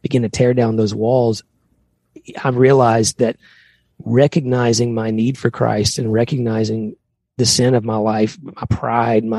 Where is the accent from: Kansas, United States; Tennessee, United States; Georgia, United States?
Tennessee, United States; we grew up both in Tennessee